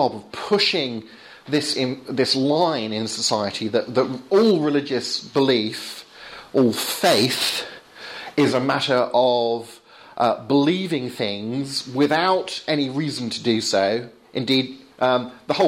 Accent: Portsmouth, South East England, United Kingdom; moved away; I came from Portsmouth, which is a city right down on the south coast

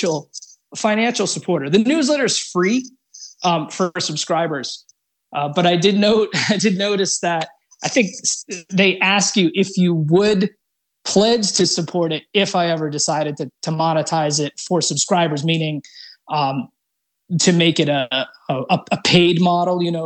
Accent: upstate New York, United States; moved away as an adult; also born or lived in South Carolina; now in Colorado, United States; I grew up in upstate New York

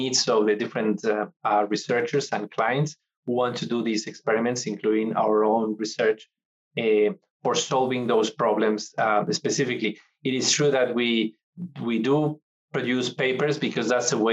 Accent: Santander, Cantabria, Spain; also born or lived in Mexico / Netherlands; now in Corvallis, United States; my hometown, Santander, in Spain.

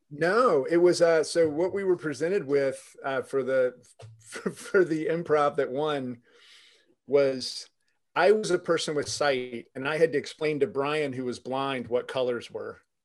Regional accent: Jacksonville, Florida, United States; I actually grew up in the city I'm in right now, Jacksonville

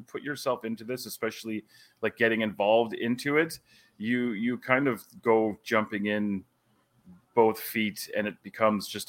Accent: Calgary, Alberta, Canada; I was born on September the 10th, 1976 at the General Hospital in Calgary, Alberta, Canada

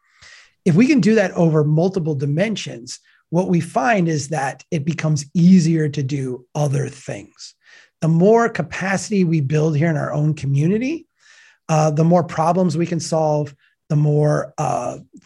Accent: Brainerd, Minnesota, United States; Brainerd, Minnesota, my hometown.

